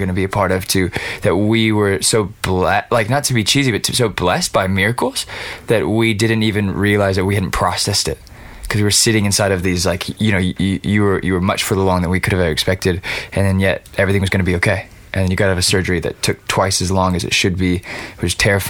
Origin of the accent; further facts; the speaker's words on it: Los Angeles, California, United States; I grew up in East LA, where all my friends' older brothers were in gangs